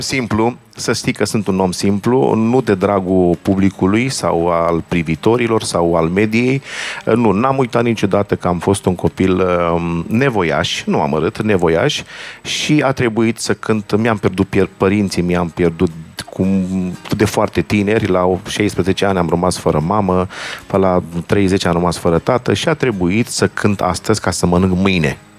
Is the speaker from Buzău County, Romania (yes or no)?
no; Bucharest, Romania; also born or lived in New York, United States; eu m-am născut pe Rahova.